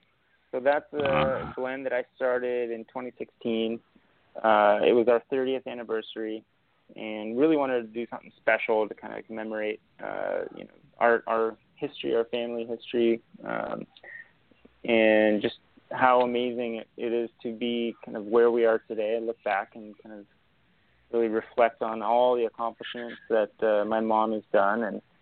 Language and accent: English; Napa, California, United States; also born or lived in Argentina; But I grew up in Napa. I call myself a Napkin. This is my hometown.